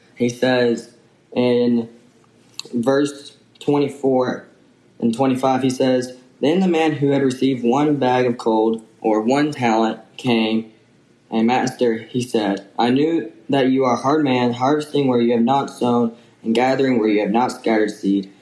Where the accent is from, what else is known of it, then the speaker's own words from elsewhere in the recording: Jackson, Tennessee, United States; now in Henderson, United States; I'm from Jackson, Tennessee.